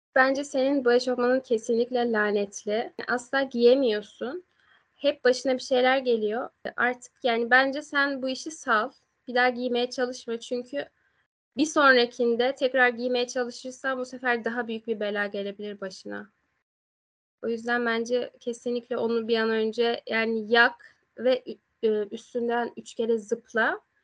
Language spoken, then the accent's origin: Turkish; Aegean Region, Turkey; Biz Egeliyiz ve biz e, Ege'nin has yörüklerindeniz.